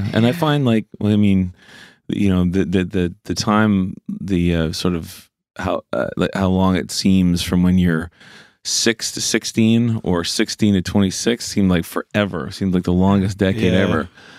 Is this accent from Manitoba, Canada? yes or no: no; Cole Harbour, Nova Scotia, Canada; And I'm from Cole Harbour, you know, it was just all hockey dudes